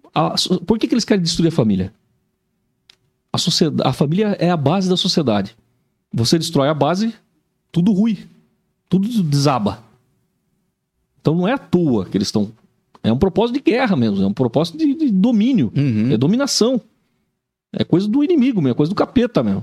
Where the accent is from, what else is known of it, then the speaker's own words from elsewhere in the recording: São Paulo, Brazil; now in Joinville, Brazil; Eu sou de São Paulo, apesar de já estar tá mais joinvilense hoje